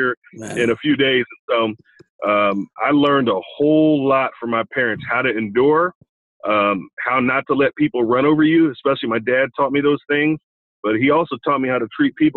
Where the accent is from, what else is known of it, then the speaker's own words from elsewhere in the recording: Olathe, Kansas, United States; I grew up in Olathe, Kansas, okay, a suburb of Kansas City.